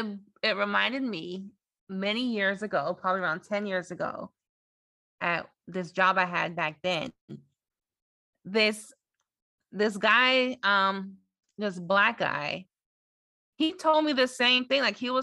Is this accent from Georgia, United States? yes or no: yes; Atlanta, Georgia, United States; growing up in Atlanta, how, in a way, it was a privilege because it is a Black city and you're surrounded by a lot of Black people.